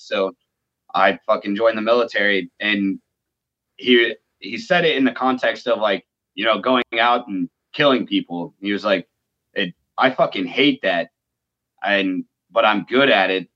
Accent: Phoenix, Arizona, United States; I'm from Phoenix, Arizona

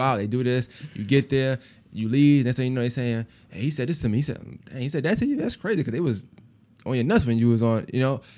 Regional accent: New York, United States; now in Augusta, United States; I'm from Brooklyn

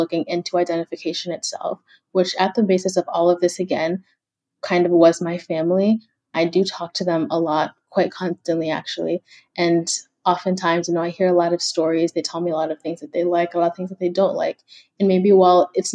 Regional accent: Kenya; now in United States; I'm from Kenya, so I have a lot of family back home

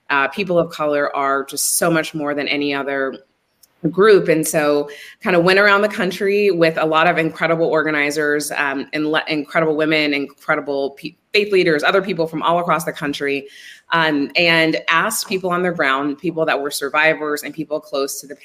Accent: Midland, Texas, United States; moved away; I am from Midland, Texas, and I live in Texas now, but have lived all over the world.

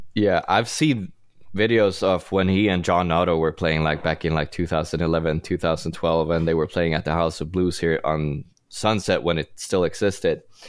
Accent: Sweden; English is a second language; now in Los Angeles, United States; I grew up in Sweden, and I'm trying to hide my accent as best as I can

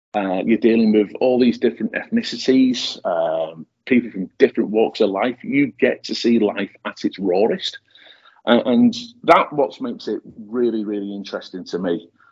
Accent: Widnes, North West England, United Kingdom; now in New Zealand; my hometown of, of Widnes, which is on the banks of the Mersey, just outside of Liverpool

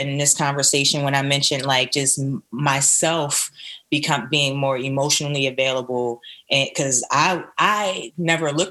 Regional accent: Philadelphia, Pennsylvania, United States; I'm from Philly

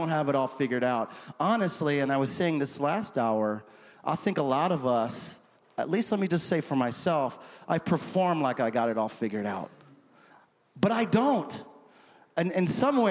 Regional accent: St. Croix, U.S. Virgin Islands; moved away; growing up in the St. Croix Virgin Islands

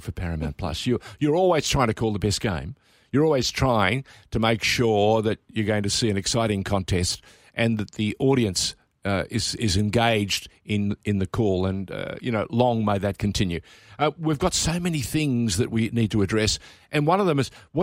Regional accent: Australia; I was born in Australia

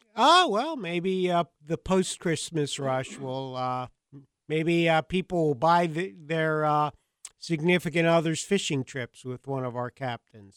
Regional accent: Long Island, New York, United States; I grew up in Long Island, New York, so we grew up eating uh, ma- you know, Atlantic mackerel

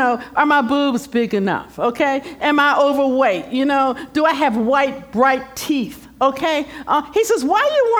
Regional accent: Philadelphia, Pennsylvania, United States; moved away; I'm from the East Coast, I'm from Philadelphia

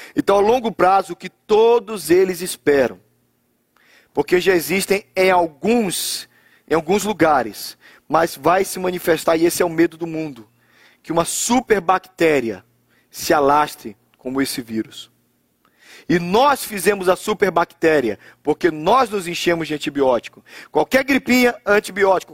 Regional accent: Brazil; moved away; Nós somos brasileiros

